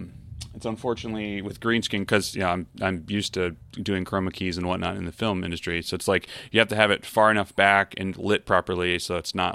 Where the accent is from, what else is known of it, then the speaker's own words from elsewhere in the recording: Baltimore, Maryland, United States; moved away as an adult; also born or lived in New York; now in Connecticut, United States; Now I'm from Baltimore originally, but like I moved to New York in 2010 and then bought a house 2-3 years ago, something like that, up in Connecticut.